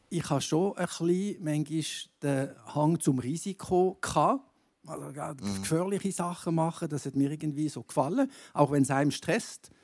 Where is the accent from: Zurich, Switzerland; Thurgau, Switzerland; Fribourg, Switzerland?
Fribourg, Switzerland; Gruyère; in meinem Heimatkanton, Greyerzoland